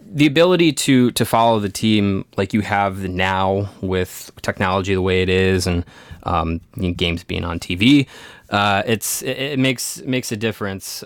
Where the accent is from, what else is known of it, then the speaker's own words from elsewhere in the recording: Kenosha, Wisconsin, United States; I grew up in Kenosha.